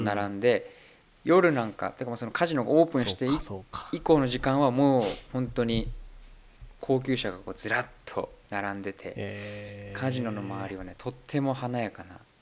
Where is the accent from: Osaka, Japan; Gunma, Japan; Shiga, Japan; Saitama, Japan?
Saitama, Japan; moved away as an adult; now in Germany; 玉生まれ埼玉育ち